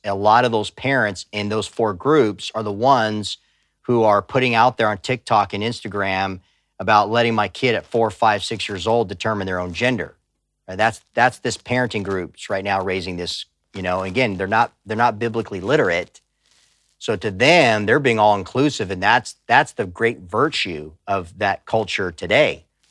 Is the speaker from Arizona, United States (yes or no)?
yes; Tucson, Arizona, United States; I grew up on the border. I grew up in Tucson, Arizona